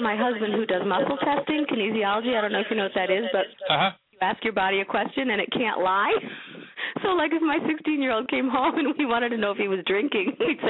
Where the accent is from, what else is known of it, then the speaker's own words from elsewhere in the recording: New York, United States; also born or lived in San Diego / Bay Area / Minnesota / Seattle; I've lived in San Diego. I've lived in the Bay Area. I've lived in Minnesota. I've lived in New York. I'm from New York originally.